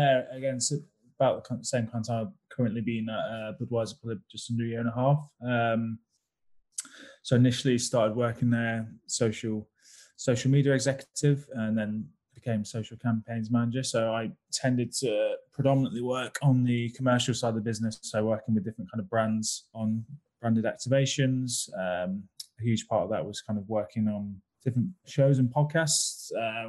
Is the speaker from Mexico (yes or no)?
no; United Kingdom; I'm very British about that.